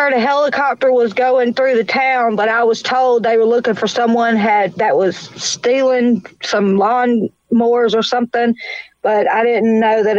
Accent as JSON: {"language": "English", "region": "Georgia", "country": "United States", "tie": "born or raised there", "said": "I grew up in this town, and, you know, this is my hometown."}